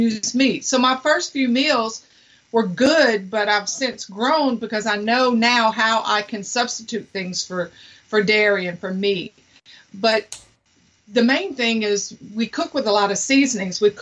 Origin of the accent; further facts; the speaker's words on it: United States; also born or lived in Louisiana; I'm from Mississippi and Louisiana